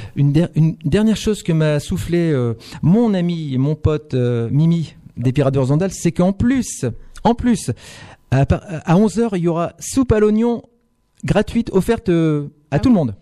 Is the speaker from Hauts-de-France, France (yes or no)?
yes; Maubeuge, Hauts-de-France, France; also born or lived in Lille / Montpellier; Je suis né à Maubeuge